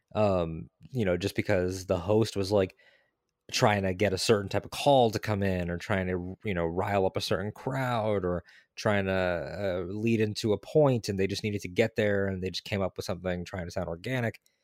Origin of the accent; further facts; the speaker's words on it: Connecticut, United States; now in Florida, United States; I'm originally from Connecticut